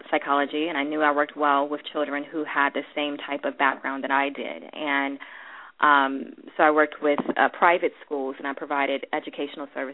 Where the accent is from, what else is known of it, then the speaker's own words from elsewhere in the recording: Washington, District of Columbia, United States; I grew up in Washington, D.C.